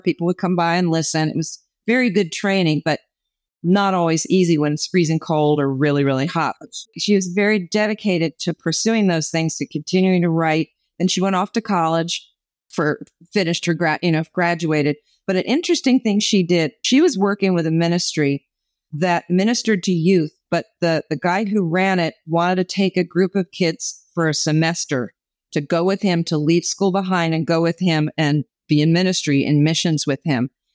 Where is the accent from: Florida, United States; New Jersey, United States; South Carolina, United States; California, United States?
New Jersey, United States; moved away as an adult; also born or lived in New York; I grew up in New Jersey, moved to New York because I wanted to be famous